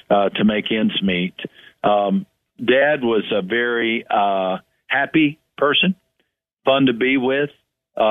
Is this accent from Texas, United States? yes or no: yes; West Texas, United States; moved away as an adult; also born or lived in Brazil; now in San Antonio, United States; I grew up in West Texas